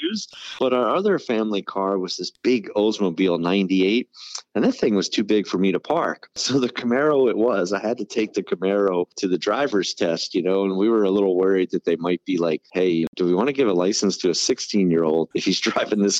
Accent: Maryland, United States; moved away; So for me, Maryland is home. That's where I was born, raised, and grew up.

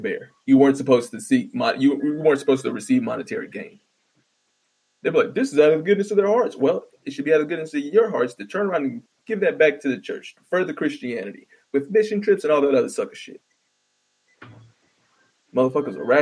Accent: Midwest, United States; I'm from the Midwest, or the Midwaste of the Bible Belt

